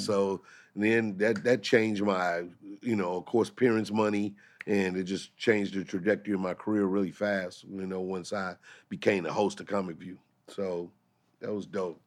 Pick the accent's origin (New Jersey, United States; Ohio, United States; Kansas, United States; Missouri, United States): Missouri, United States; St. Louis; moved away; Saint Louis is my hometown